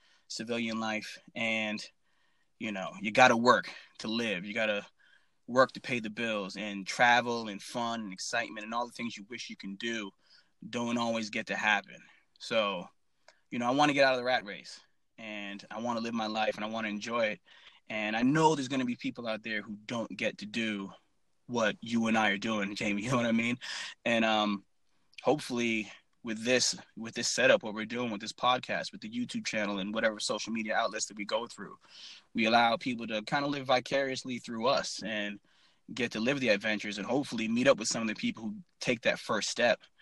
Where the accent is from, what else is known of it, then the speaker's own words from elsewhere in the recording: Worcester, Massachusetts, United States; moved away as an adult; I grew up in Worcester, Massachusetts